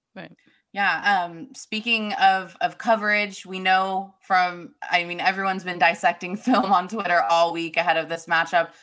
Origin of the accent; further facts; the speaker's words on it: Turlock, California, United States; I'm from Turlock